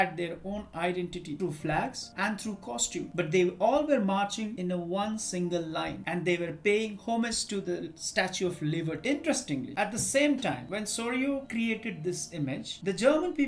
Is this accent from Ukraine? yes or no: no; India; I am an Indian